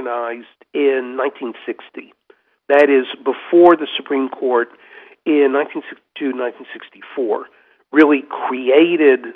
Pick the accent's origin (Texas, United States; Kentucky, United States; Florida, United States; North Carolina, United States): North Carolina, United States; Henderson County; Henderson County, which is where I grew up